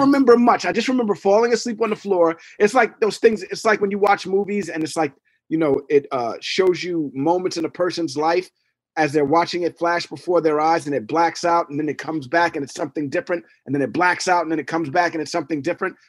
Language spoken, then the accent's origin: English; New York City, New York, United States; I'm from Hell's Kitchen